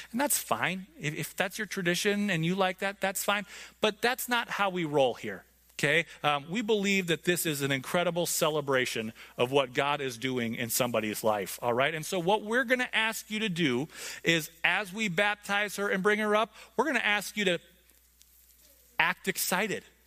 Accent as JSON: {"language": "English", "country": "United States", "said": "I'm an American."}